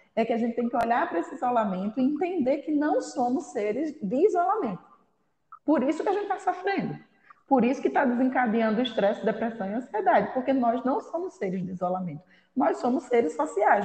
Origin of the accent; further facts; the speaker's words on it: Northeast Region, Brazil; nós como brasileiros e nordestinos, então, ainda mais, somos muito de contato